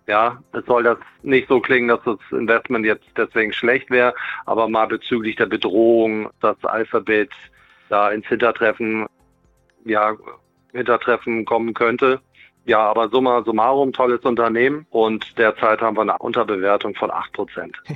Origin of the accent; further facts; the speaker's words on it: Germany; als Deutsche